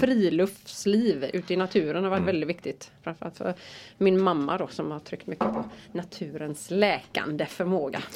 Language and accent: Swedish; Rävlanda, Västra Götaland, Sweden; Där är jag född och uppvuxen och bor där